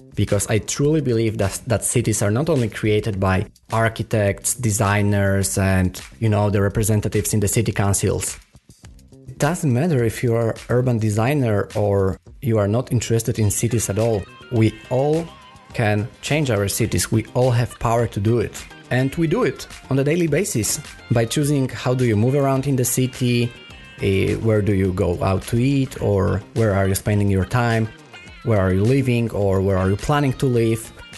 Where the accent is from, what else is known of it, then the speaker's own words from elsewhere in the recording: Poland; first language Polish; English is a second language; now in Copenhagen, Denmark; I am Polish, so it was easier for me to start in my native language